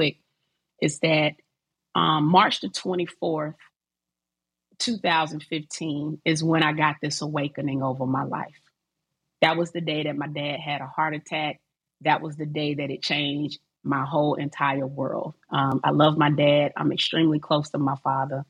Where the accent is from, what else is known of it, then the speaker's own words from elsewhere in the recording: Decatur, Georgia, United States; also born or lived in Atlanta; I'm from Atlanta, raised in Decatur